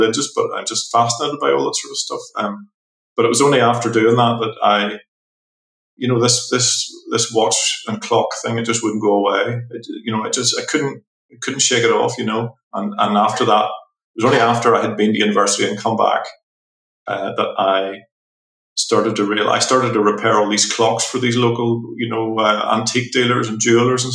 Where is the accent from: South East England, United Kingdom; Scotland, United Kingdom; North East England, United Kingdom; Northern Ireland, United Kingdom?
Northern Ireland, United Kingdom; Belfast; I'm from Northern Ireland. I'm from Belfast.